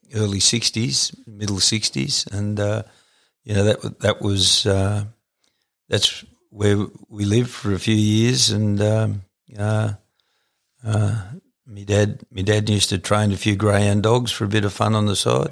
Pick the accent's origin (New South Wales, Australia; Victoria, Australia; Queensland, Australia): New South Wales, Australia; Canowindra; also born or lived in Gooloogong; originally uh, was from a little town called Coneandra